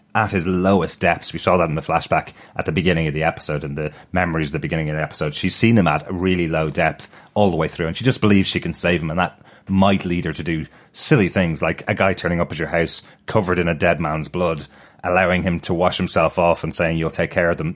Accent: Ireland; as an Irish person

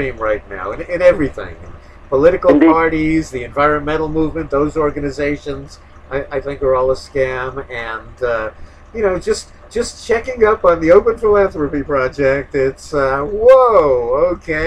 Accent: New York, United States; growing up in New York

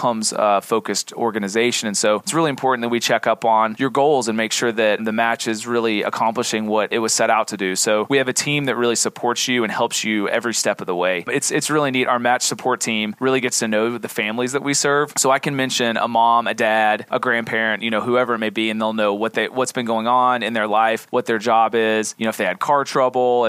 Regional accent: East Tennessee, United States; moved away as an adult; I am from East Tennessee originally. I moved around the country a little bit, and my wife and I came back to this area about 3 years ago

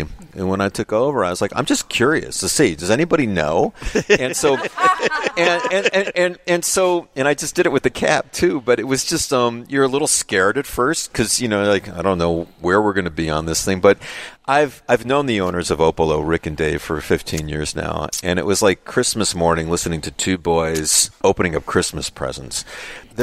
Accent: Chicago, Illinois, United States; being a Chicagoan

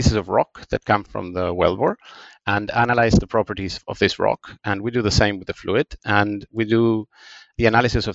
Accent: Buenos Aires, Argentina; English is a second language; moved away; So I grew up in Buenos Aires, in Argentina

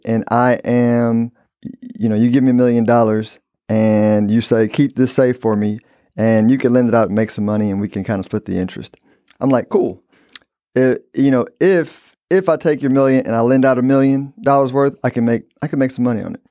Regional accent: United States; I'm an American

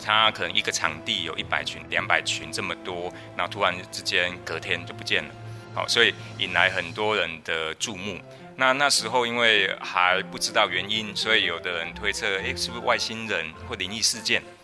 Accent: Taiwan; 包含我们台湾这边，其实蜂农也都在反映

